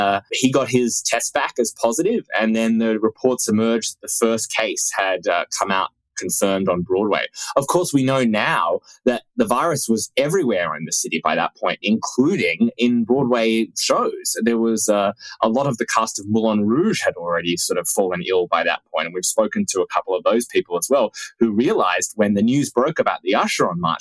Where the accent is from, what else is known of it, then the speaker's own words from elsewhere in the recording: Australia; moved away; my home country of Australia